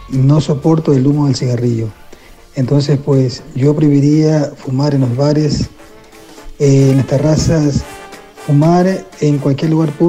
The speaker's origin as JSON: {"language": "Spanish", "town": "Madrid", "region": "Community of Madrid", "country": "Spain", "said": "Soy de Madrid, en San Isidro hay corridas y no sé cuándo más."}